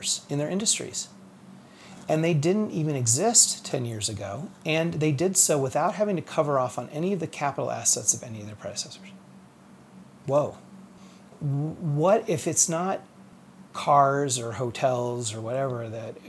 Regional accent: Fort Wayne, Indiana, United States; also born or lived in Cincinnati, Ohio / Columbus, Indiana / Detroit, Michigan; now in Indianapolis, United States; we moved to Fort Wayne, which is where I went to elementary school. We, for a short time, lived outside of Detroit, Michigan, which is where I started high school, but I finished it here at Lawrence North in Indianapolis.

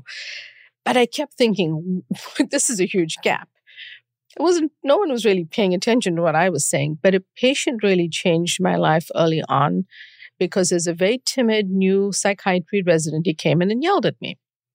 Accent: South Africa; moved away as an adult; now in United States; I grew up during apartheid in South Africa and moved to study here.

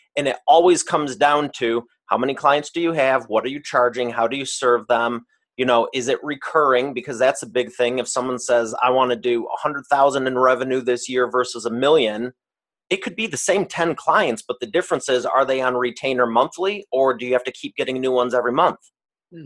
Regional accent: Detroit, Michigan, United States; I am from the great state of Detroit, Michigan, and I grew up here

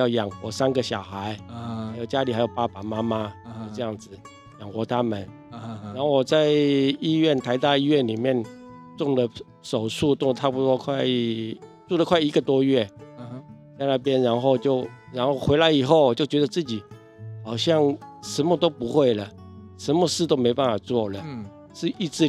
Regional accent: Taiwan; 然后我是一个台湾人，但是他竟然选我当班长

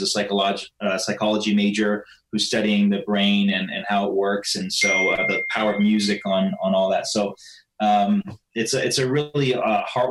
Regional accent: Canada; I'm Canadian

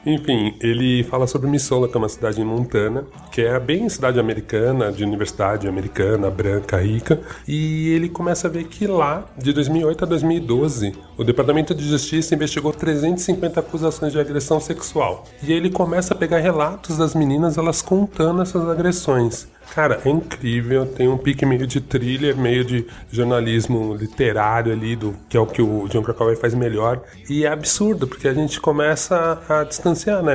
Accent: Brazil

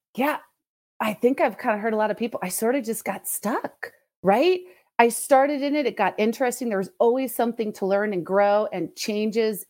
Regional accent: Los Angeles, California, United States; moved away as an adult; also born or lived in Arkansas; I'm originally from Southern California, not the San Diego fun, but the more Los Angeles, so more of the Valley kind of area

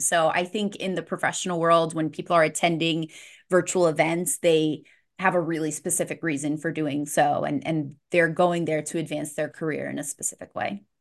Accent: St. Petersburg, Florida, United States; my hometown in Saint Pete, Florida

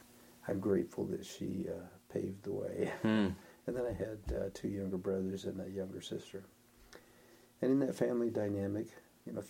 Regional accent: Denver, Colorado, United States; moved away as an adult; also born or lived in Ohio / Idaho Falls, Idaho / Merritt Island, Florida; I spent most of my growing up years in Denver

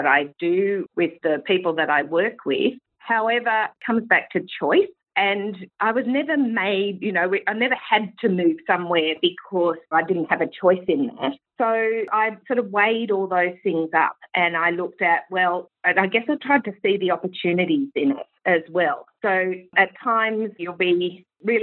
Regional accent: Sydney, New South Wales, Australia; moved away as an adult; also born or lived in United States; I was actually in my hometown, which was Sydney

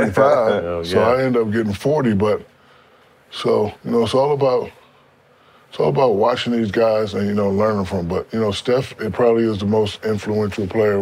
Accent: Newark, New Jersey, United States; Born and raised in Newark, New Jersey. High-level juvenile delinquent. Got out of there just in time.

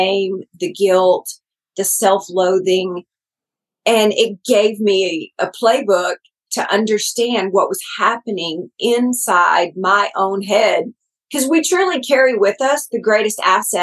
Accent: Texas, United States; They'll know I'm from Texas after about three words.

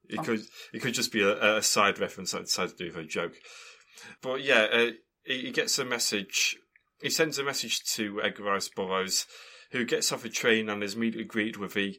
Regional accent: Canada; I'm Canadian.

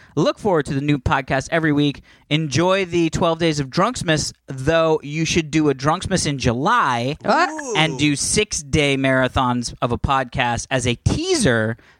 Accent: Canada

